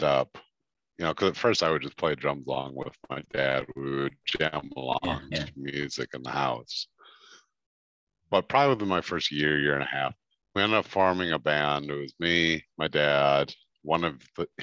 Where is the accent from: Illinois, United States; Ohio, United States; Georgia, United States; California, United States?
Illinois, United States; Chicago; moved away as an adult; now in Baltimore, United States; I'm from Chicago, Illinois